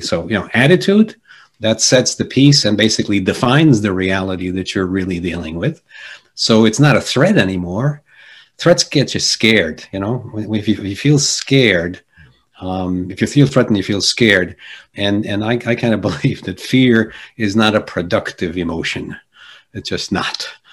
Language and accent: English; Jersey City, New Jersey, United States; born or raised there; first language Polish; English is a second language; also born or lived in Argentina